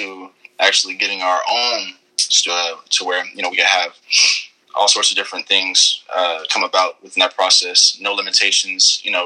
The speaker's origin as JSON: {"language": "English", "town": "Inglewood", "region": "California", "country": "United States", "said": "It's Inglewood. It's like a little small city in Los Angeles County"}